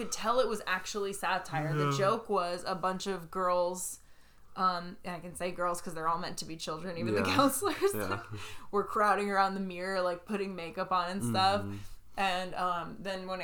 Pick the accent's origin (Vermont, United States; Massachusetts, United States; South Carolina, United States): Vermont, United States; I grew up in Vermont, very close to Maine